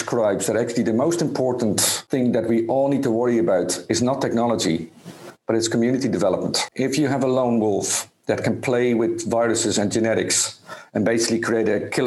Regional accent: Spain; I'm from Spain

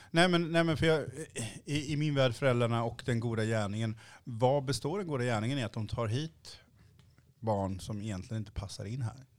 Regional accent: Sweden; man är uppväxt i Sverige och inte kan uttala exotiska namn

